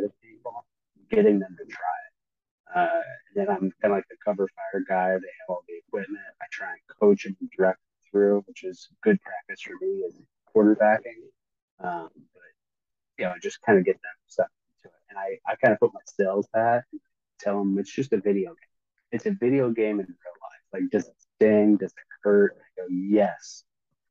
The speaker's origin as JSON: {"language": "English", "town": "Torrance", "region": "California", "country": "United States", "also_born_or_lived": "Georgia", "moved": "yes", "said": "I am originally from California, from Torrance, which is a suburb of Los Angeles"}